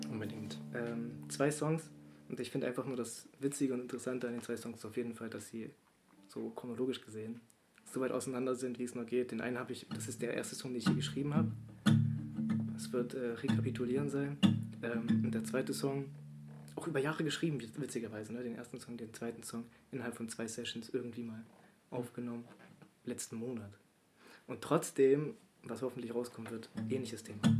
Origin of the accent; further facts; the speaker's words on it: Thuringia, Germany; Das ist eigentlich voll gelogen, das mit dem Leipziger Original war. Eigentlich komme ich aus Thüringen, ne?